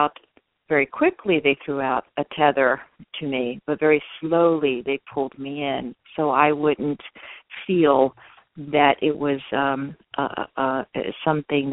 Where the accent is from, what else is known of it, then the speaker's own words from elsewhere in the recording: Baltimore, Maryland, United States; I'm 100% Hispanic, but I was born here actually in Baltimore, Maryland, in the United States, and I come from Latino family. My mother from Costa Rica, my father from Colombia, South America.